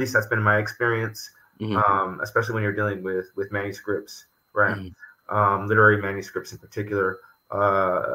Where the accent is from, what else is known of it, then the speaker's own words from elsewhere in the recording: Los Angeles, California, United States; now in New York, United States; I grew up in Los Angeles